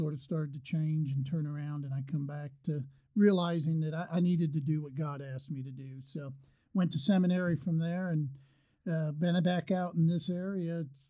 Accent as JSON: {"language": "English", "region": "Northeast", "country": "United States", "tie": "born or raised there", "said": "I grew up in the Northeast. I mean, you know, we traveled."}